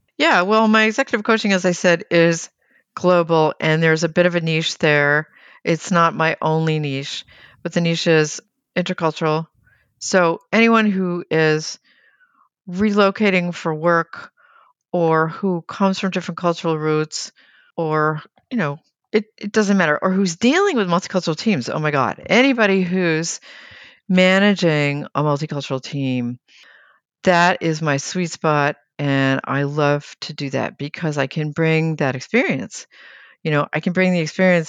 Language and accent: English; United States; a U S-based, American-born project manager